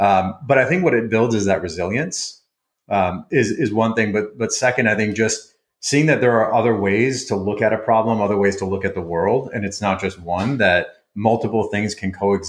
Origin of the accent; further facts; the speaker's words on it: Midwest, United States; also born or lived in Iran; being from Iran and growing up in the Midwest shortly after the hostage crisis